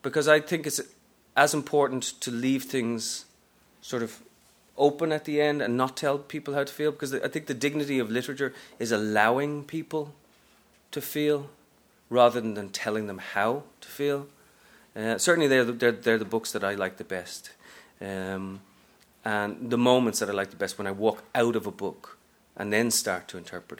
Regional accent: Dublin, Leinster, Ireland; moved away as an adult; also born or lived in Texas / Japan; now in New York, United States; I'm from Ireland originally, from Dublin, but I've been here the best part of 15 years now

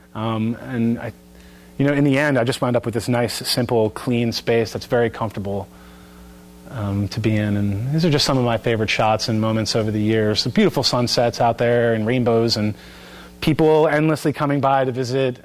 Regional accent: Bucks County, Pennsylvania, United States; Bucks County, my hometown

